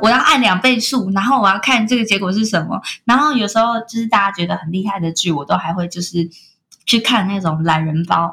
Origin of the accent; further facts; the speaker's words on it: Kaohsiung, Taiwan; now in Taipei, Taiwan; 像我是高雄人，我从中南部上来台北工作